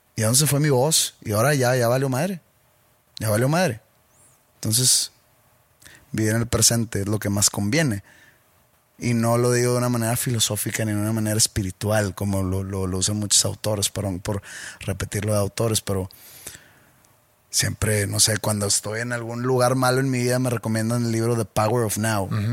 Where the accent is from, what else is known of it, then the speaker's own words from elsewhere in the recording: Monterrey, Nuevo León, Mexico; De Monterrey, somos regios